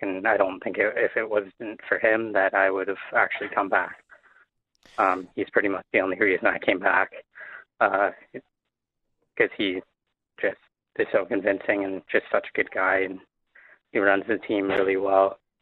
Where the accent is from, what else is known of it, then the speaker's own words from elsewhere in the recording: Windsor, Ontario, Canada; I'm from Windsor